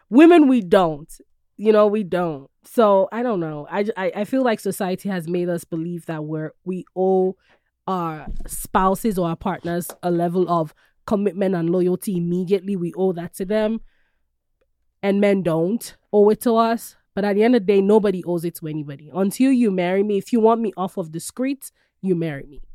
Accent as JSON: {"language": "English", "country": "Nigeria", "tie": "born or raised there", "moved": "yes", "lives_now": "United States", "said": "I love being Nigerian."}